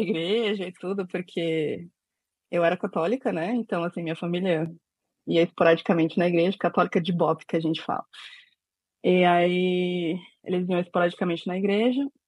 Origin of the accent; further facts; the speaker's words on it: São Paulo, Brazil; also born or lived in Bom Jardim, Pernambuco; eu sou de São Paulo, mas nasci em Pernambuco